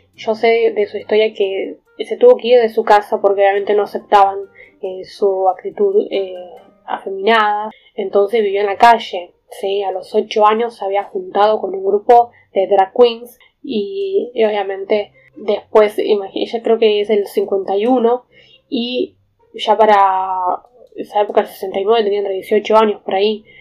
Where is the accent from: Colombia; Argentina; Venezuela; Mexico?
Argentina